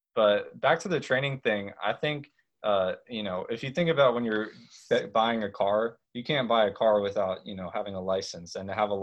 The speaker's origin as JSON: {"language": "English", "town": "Harrisburg", "region": "Pennsylvania", "country": "United States", "said": "I'm originally from Harrisburg, Pennsylvania"}